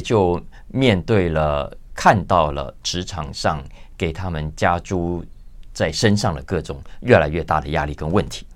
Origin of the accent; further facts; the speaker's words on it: Taiwan; 我们在台湾所有在压力中求学长大的